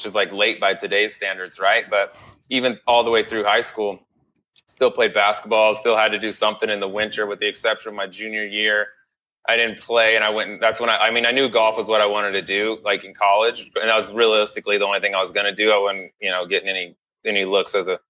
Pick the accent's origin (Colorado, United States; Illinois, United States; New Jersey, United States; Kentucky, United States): Colorado, United States; also born or lived in Arkansas; We moved to Colorado when I was about 8 or 9 years old.